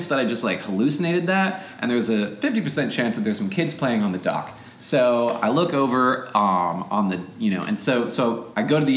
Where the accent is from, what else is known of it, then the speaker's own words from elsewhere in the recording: Alaska, United States; I grew up in Alaska.